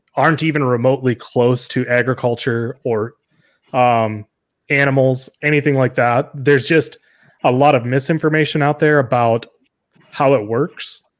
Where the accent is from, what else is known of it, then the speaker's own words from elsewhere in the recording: South Dakota, United States; I'm from South Dakota